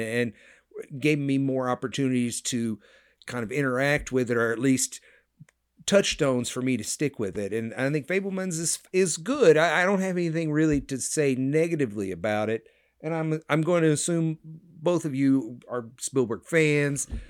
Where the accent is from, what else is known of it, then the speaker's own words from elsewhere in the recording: United States; being an American